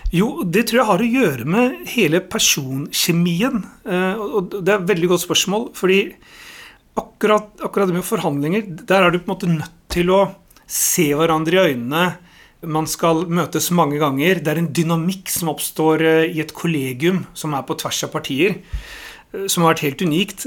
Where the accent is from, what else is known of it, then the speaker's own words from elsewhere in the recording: Oslo, Norway; jeg er jo født og oppvokst i Oslo, så jeg er ordentlig Oslo-gutt